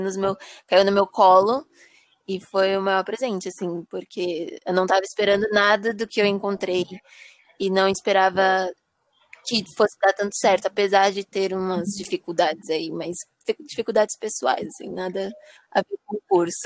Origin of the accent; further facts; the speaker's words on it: Guarujá, São Paulo, Brazil; eu sou do Guarujá